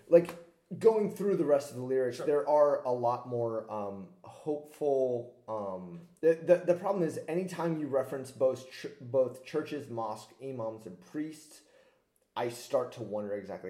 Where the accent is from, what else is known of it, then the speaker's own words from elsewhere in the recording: United States; as an American, the idea that someone could win and maybe not get all the popular vote is super alien to me